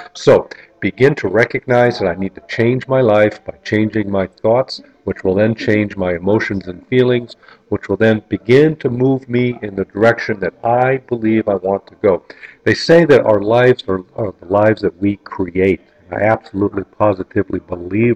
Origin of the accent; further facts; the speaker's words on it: North Kingsville, Ohio, United States; where I grew up in North Kingsville, Ohio